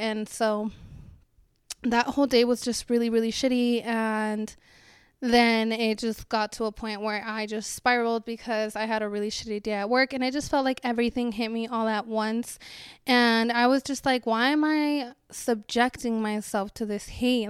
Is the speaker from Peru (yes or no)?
no; Chihuahua, Mexico; now in United States; I was born in Chihuahua in Mexico in the winter.